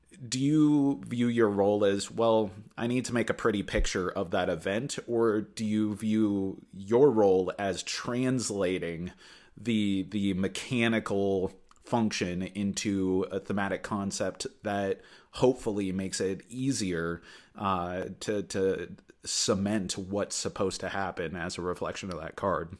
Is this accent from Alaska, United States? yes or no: yes; Anchorage, Alaska, United States; now in Juneau, United States; I grew up in the Anchorage area